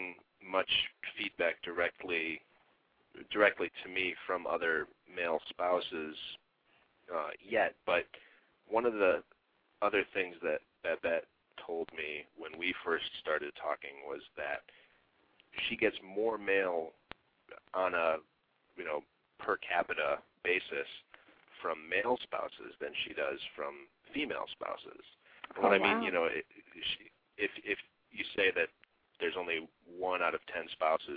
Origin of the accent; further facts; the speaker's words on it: Midwest, United States; moved away; also born or lived in Grand Rapids, Michigan / Florida / St. Louis / Norfolk, Virginia; I grew up mainly in the Midwest.